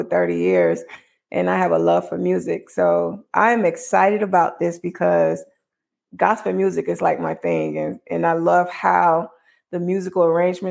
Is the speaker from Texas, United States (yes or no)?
no; Chicago, Illinois, United States; I'm from Chicago